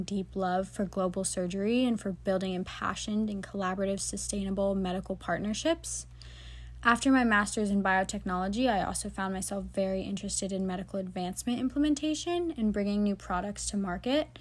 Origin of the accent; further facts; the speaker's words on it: Tampa, Florida, United States; my hometown of Tampa, Florida